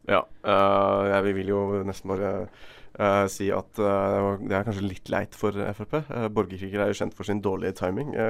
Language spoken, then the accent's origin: Norwegian; Bergen, Vestland, Norway; Som bergenser et godt rævhold.